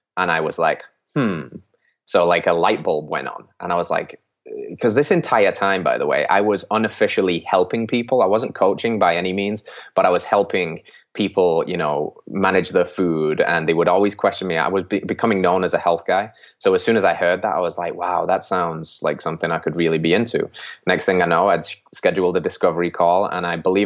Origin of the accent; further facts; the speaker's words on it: England, United Kingdom; moved away as an adult; I originally from England in the UK